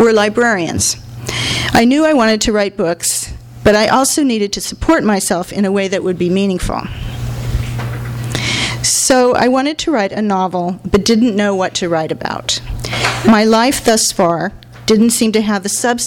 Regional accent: Los Angeles, California, United States; I grew up in Hollywood.

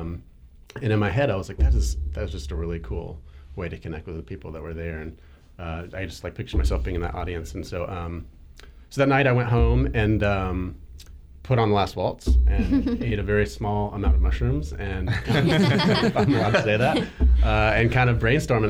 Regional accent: outside of Atlanta, Georgia, United States; moved away as an adult; also born or lived in Napa / Sonoma / New Zealand; I grew up in Georgia uh, for the most part, uh, I'd say outside of Atlanta.

